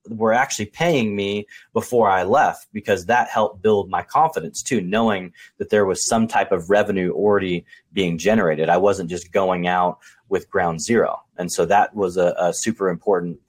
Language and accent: English; Portland, Oregon, United States; I was born and raised in Portland, Oregon